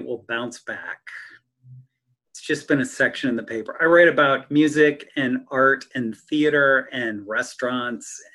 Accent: Wooster, Ohio, United States; now in Stark County, United States; when I was growing up in Worcester, Canton was the big city.

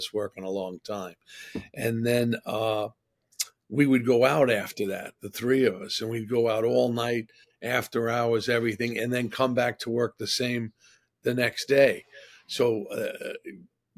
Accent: New York City, New York, United States; also born or lived in Manhattan, New York City; I actually grew up in Regal Park, Queens. I came to Manhattan when I was 15

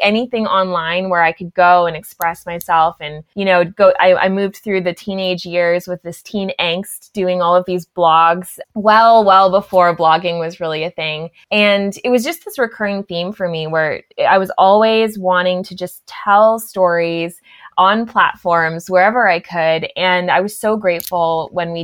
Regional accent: Ottawa Valley, Ontario, Canada; I grew up in the Ottawa Valley.

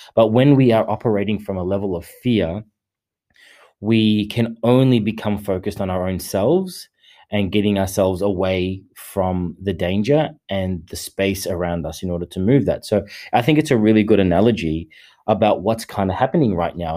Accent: Australia; I am an Australian

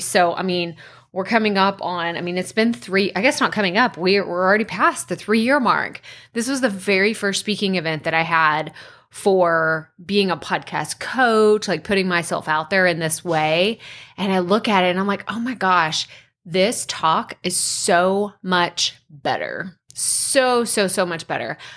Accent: Athens, Texas, United States; the T V C C is in my hometown

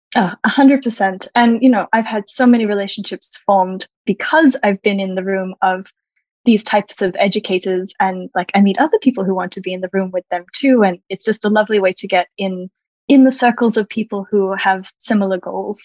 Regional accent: Australia; moved away as an adult; also born or lived in California, United States; now in Paris, France; I'm Australian originally. I am now living in Paris, France. And I spent about a decade living in California

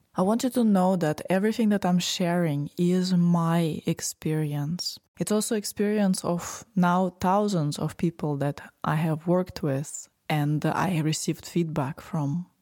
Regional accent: Moscow, Russia; So, I was born in Russia, in Moscow. I lived all my life, most of my life, in the city

